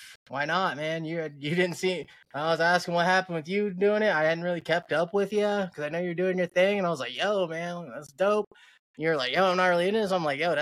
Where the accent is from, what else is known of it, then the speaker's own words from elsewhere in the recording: Fort Wayne, Indiana, United States; I'm from Indiana, Fort Wayne, to be exact